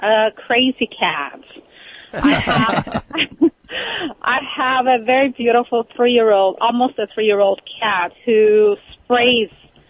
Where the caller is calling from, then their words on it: California, United States; I'm great. From California.